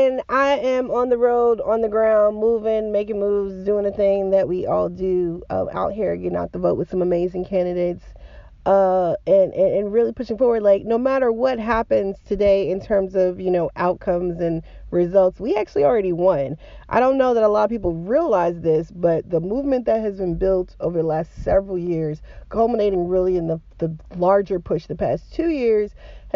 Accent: Georgia, United States; also born or lived in Appalachia; my home state of Georgia.

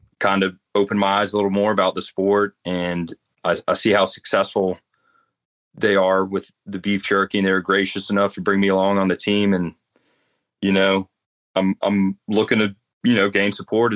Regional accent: North Carolina, United States; I grew up playing in North Carolina in the woods

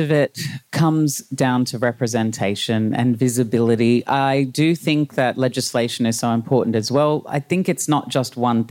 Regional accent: Brisbane, Queensland, Australia; Brisbane in the 80s.

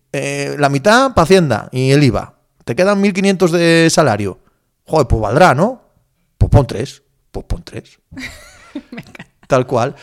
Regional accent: Cangas de Narcea, Asturias, Spain; moved away as an adult; now in Madrid, Spain; yo soy un paisano de Cangas de Narcea, de Asturias

